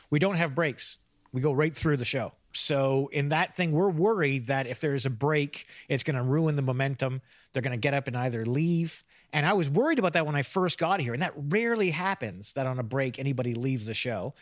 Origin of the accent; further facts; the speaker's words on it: Canada; moved away as an adult; also born or lived in London; I'm not Irish. I'm Canadian